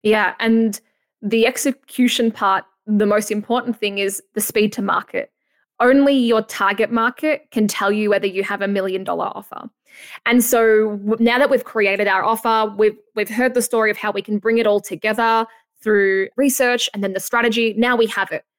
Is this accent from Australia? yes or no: yes; Australia; accent: Aussie; my Aussie accent